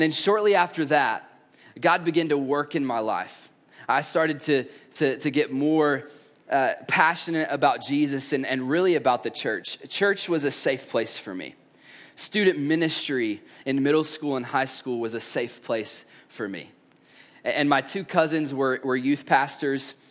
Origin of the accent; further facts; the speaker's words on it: East Tennessee, United States; I grew up in East Tennessee